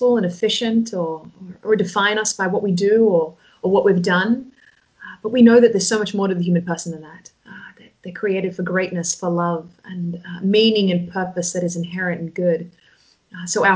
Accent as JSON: {"language": "English", "town": "Sydney", "region": "New South Wales", "country": "Australia", "tie": "born or raised there", "also_born_or_lived": "New York, United States", "moved": "as an adult", "lives_now": "Toronto, Canada", "said": "I grew up on the east coast of Australia on a beach there. A lot of people might know it. It's called Manly Beach."}